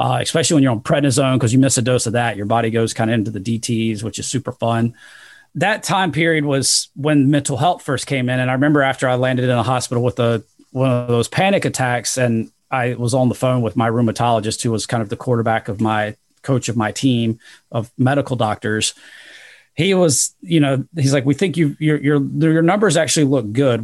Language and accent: English; Rock Hill, South Carolina, United States; I'd been a Division one level athlete um, at a small school in my in my hometown in Rock Hill, South Carolina